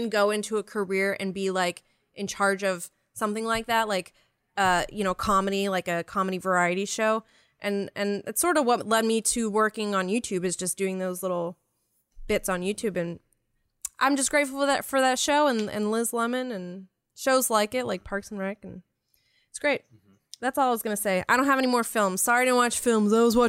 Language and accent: English; Canada; I'm Canadian.